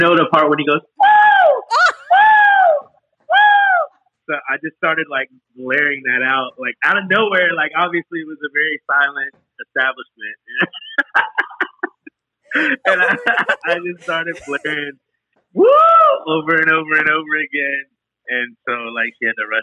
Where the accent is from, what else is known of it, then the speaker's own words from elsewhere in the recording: Greensboro, North Carolina, United States; I grew up in Greensboro, North Carolina